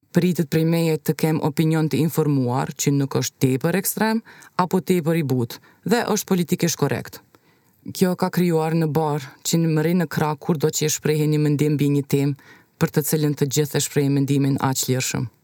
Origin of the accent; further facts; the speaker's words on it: Pristina, Kosovo; Jemi nga Prishtina.